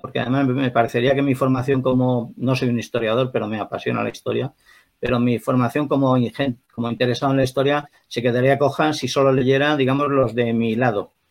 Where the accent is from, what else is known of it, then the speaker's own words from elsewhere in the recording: Spain; en nuestro país, en España